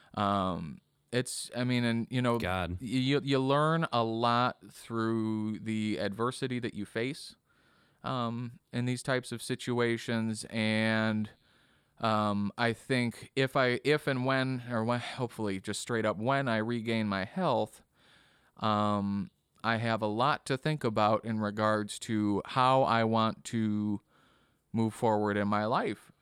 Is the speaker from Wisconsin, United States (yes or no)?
yes; Kenosha, Wisconsin, United States; also born or lived in Bradley, Illinois; I grew up in Kenosha